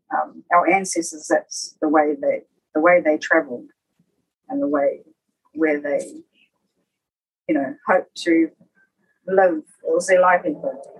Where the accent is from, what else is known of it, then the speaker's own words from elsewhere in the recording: Rarotonga, Cook Islands; also born or lived in Ōpōtiki, New Zealand; And so we left there when I was quite young, about four, to come to Raro, and did some schooling over here, and lived here until I was about ten years old